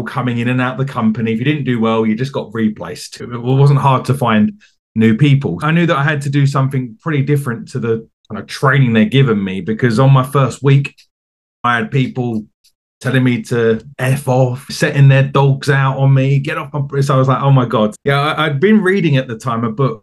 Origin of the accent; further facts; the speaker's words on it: Essex, East of England, United Kingdom; moved away; as you might be able to tell from my accent, I'm from the UK. I'm from a county called Essex, which is just outside of London. And I grew up in England.